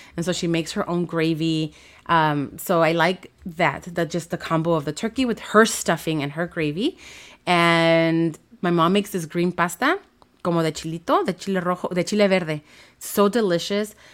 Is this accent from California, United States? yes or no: yes; Los Angeles, California, United States; I grew up in Watts, so my high school was in Downey